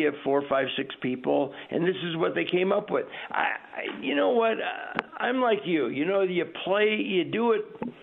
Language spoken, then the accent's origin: English; Southern California, United States; I'm a Southern California boy, and I was raised on Dodger baseball